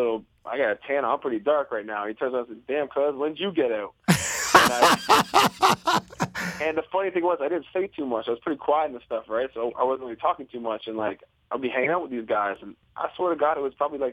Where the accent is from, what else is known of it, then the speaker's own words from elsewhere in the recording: Toronto, Ontario, Canada; I grew up in Toronto.